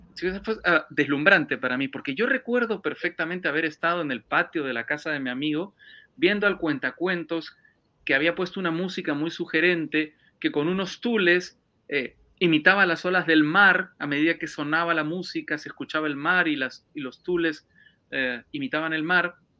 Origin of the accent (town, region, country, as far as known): Peru; moved away as an adult; now in Madrid, Spain